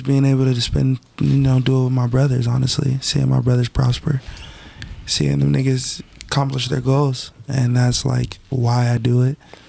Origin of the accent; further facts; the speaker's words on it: Woodland Hills, California, United States; born there; also born or lived in Simi Valley / Palmdale / Houston; So I was born in Woodland Hills. Moved to Simi Valley. Then from Simi Valley moved to Palmdale. From Palmdale moved back to Simi Valley.